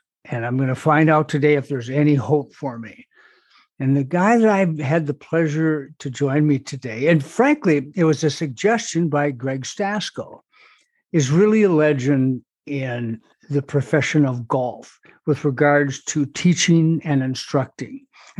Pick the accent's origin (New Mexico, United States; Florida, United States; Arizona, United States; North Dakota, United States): North Dakota, United States; Fargo; Growing up on the North Side, being a former hockey player